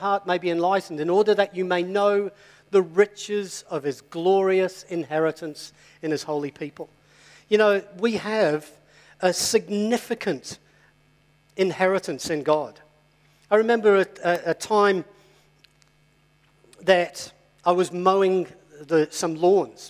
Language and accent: English; England, United Kingdom; I'm English as well